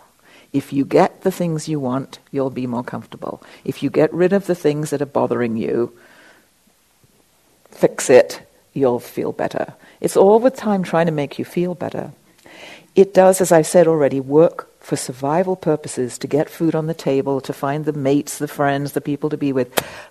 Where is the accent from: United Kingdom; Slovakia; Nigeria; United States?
United Kingdom; England; I was raised in England